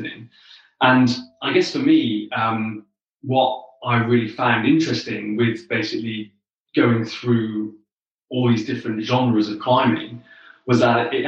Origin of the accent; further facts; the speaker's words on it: the Southwest in the UK, South West England, United Kingdom; I grew up in the Southwest in the UK.